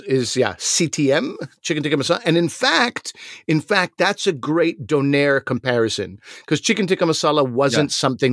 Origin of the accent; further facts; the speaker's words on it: Montreal, Quebec, Canada; growing up in Montreal, lots of Greeks, lots of gyros.